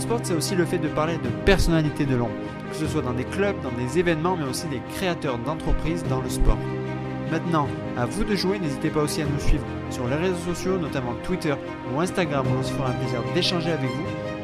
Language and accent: French; France; en tant que Français, je vais dire en tant qu'européen mais on va dire plus précisément en tant que Français